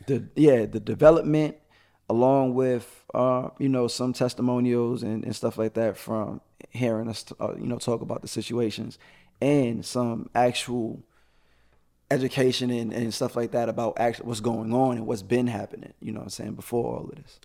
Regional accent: New York City, New York, United States; now in Atlanta, United States; I am from Brooklyn, New York

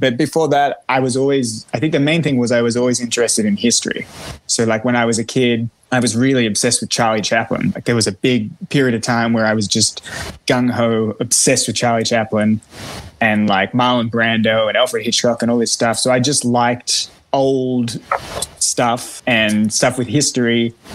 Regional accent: Melbourne, Victoria, Australia; moved away; I'm Australian

